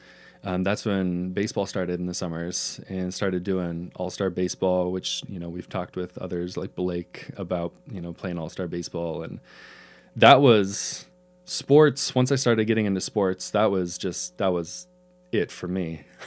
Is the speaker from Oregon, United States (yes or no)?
yes; Pendleton, Oregon, United States; I absolutely loved growing up in Pendleton.